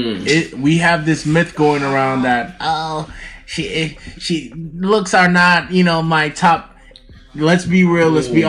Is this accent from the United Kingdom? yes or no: yes; United Kingdom; I'm British.